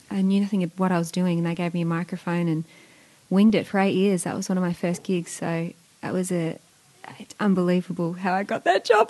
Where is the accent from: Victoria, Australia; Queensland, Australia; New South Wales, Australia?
Victoria, Australia; Mornington; I born and raised in Mornington. You could call me a Franger chick, Frankston, down that way.